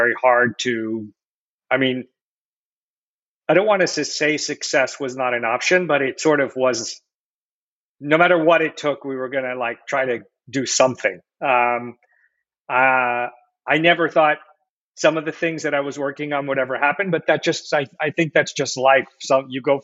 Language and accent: English; West Coast of the United States, United States; now in Boston, United States; grew up here actually on the West Coast of the United States